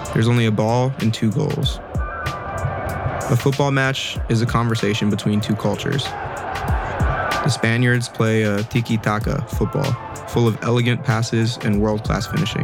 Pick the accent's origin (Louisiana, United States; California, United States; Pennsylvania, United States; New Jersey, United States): California, United States; Los Angeles; I'm from Los Angeles, California